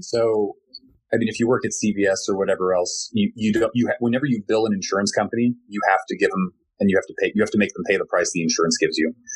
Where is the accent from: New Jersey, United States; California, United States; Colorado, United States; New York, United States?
California, United States; Glendale; moved away as an adult; also born or lived in Corvallis, Oregon; I was born and raised in Glendale, California